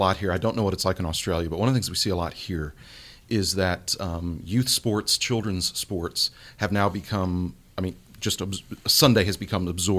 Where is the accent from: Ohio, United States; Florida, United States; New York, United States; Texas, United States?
Texas, United States; Houston; growing up in Houston, Texas in the 70s